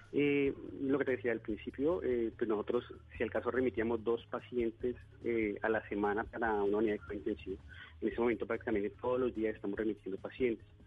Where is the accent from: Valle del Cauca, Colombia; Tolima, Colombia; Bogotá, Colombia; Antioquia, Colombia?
Bogotá, Colombia; moved away as an adult; yo soy bogotano